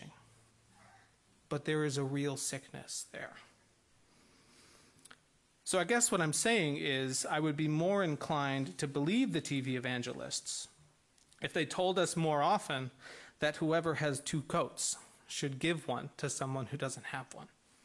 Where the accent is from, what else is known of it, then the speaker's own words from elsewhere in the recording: Midwest, United States; I'm from the Midwest